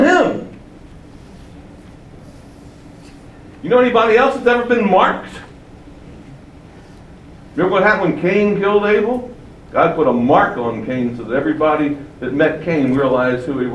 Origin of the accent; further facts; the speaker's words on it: Baltimore, Maryland, United States; I grew up in Baltimore, which was a very political city with a strong mayor in the city